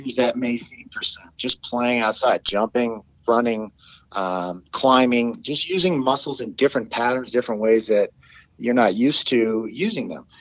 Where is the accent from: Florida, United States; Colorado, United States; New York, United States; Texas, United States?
Colorado, United States; where I grew up in Colorado